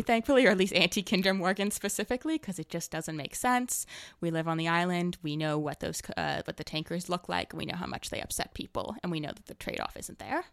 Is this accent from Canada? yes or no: yes; Toronto, Ontario, Canada; moved away as an adult; now in Victoria, Canada; I'm from Toronto originally, and I just moved out here for university